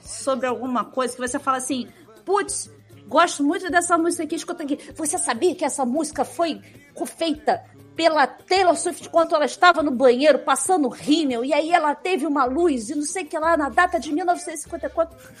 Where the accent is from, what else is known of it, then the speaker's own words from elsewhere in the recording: Rio de Janeiro, Brazil; accent: carioca; é o nosso sotaque